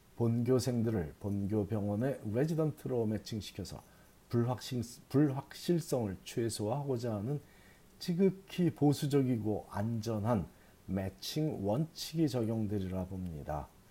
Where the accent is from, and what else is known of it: South Korea; born or raised there; now in United States